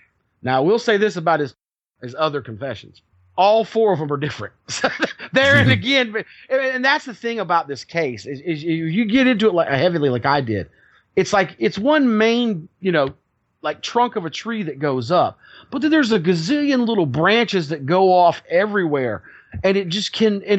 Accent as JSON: {"language": "English", "region": "the South", "country": "United States", "said": "I am a Southerner"}